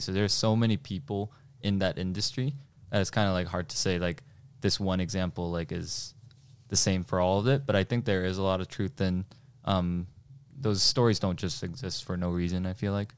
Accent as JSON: {"language": "English", "region": "New Jersey", "country": "United States", "tie": "born or raised there", "also_born_or_lived": "South Korea", "first_language": "Korean", "second_language": "English"}